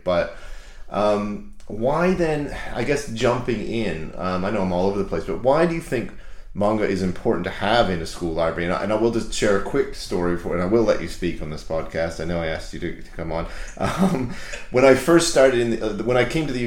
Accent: Canada; I grew up in Canada.

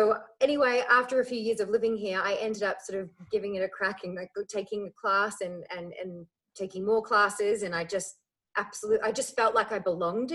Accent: Melbourne, Victoria, Australia; also born or lived in Ireland; I grew up in Melbourne

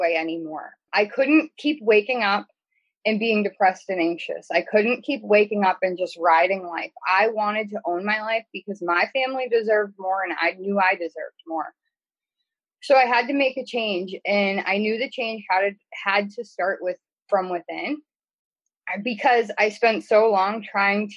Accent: New Hampshire, United States; I'm from New Hampshire

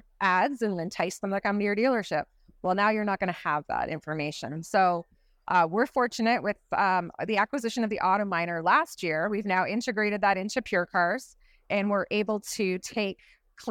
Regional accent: Canada; I'm also from Canada

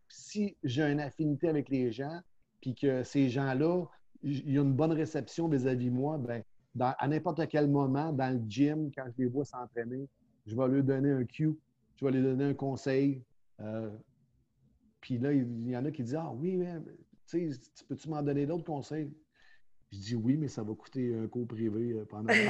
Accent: Montreal, Quebec, Canada; also born or lived in Drummondville; On est redéménagé à Montréal quand je suis arrivé en seconde à 4. Euh, j'ai retourné dans mon patelin à l'école Lucien Paget à Montréal

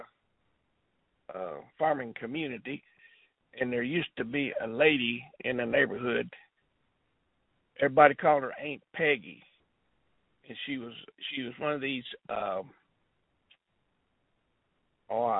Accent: Raywick, Kentucky, United States; also born or lived in Vietnam / North Dakota; I was born in Raywick, Kentucky

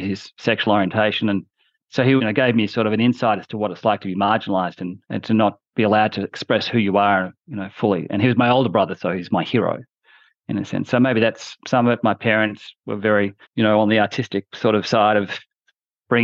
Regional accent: Australia; moved away as an adult; also born or lived in London, United Kingdom; I'm a junior auditor as an Australian in a London firm

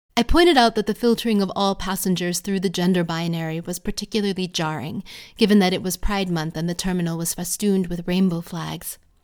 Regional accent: United States; born or raised there; now in United Kingdom

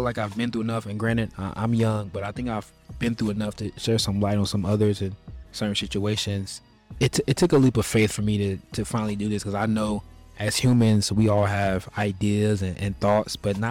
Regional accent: Charlotte, North Carolina, United States; I'm from Charlotte, North Carolina, the real Queen City. I was born and raised here.

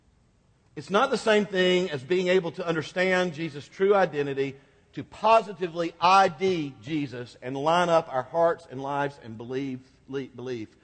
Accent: United States; I was born in the United States.

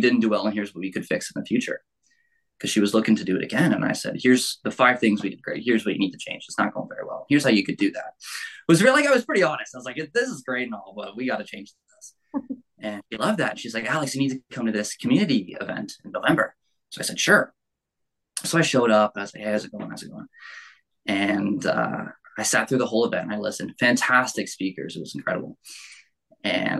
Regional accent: Burlington, Ontario, Canada; born and raised in Burlington really my whole life. Haven't really gone anywhere else

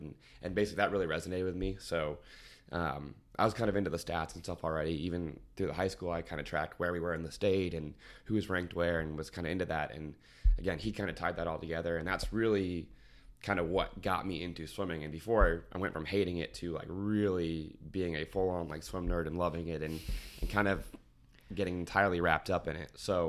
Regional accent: Indianapolis, Indiana, United States; also born or lived in Georgia; a team in the west side of Indianapolis, or excuse me, east side of Indianapolis, a little bit in my hometown.

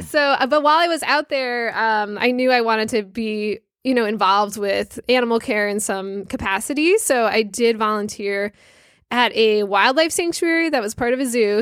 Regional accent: Connecticut, United States; moved away as an adult; I grew up in Connecticut, so I went to Block Island growing up as a kid

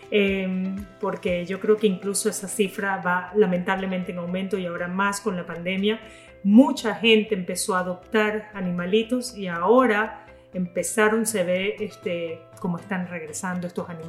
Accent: Zulia, Venezuela; Julián es hijo de una maracucha, tal cual como yo, venezolana

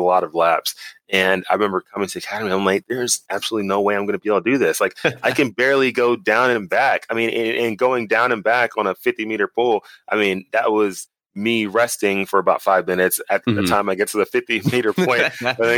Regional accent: Dallas, Texas, United States; moved away as an adult; originally I'm from Dallas, Texas. I grew up there pretty much my whole life

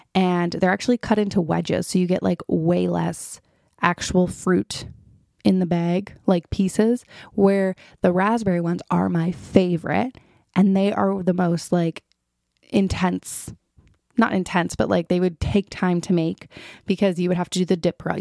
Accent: Toronto, Ontario, Canada; also born or lived in Ottawa; I was back in Toronto, hometown

